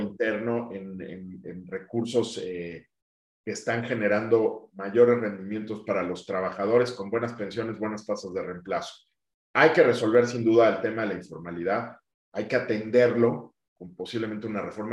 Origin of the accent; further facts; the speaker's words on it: Mexico; yo quiero seguir aportando al sector financiero mexicano en mi país